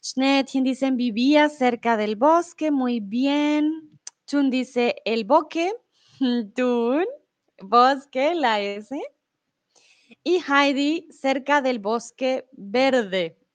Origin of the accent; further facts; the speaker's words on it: Colombia; first language Spanish; now in Germany; soy de Colombia, pero comúnmente vivo en Alemania y ahora estoy en ah, México